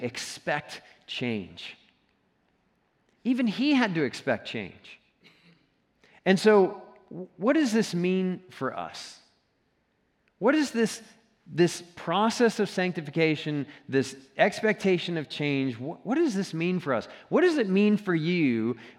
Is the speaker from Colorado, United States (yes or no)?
yes; Colorado, United States; I'm from Colorado, I'm not from Texas.